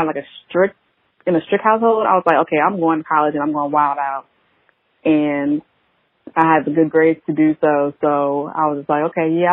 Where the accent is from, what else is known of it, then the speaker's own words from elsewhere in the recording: Beaufort, South Carolina, United States; I am from Beaufort, South Carolina, small town. Everybody knows everybody.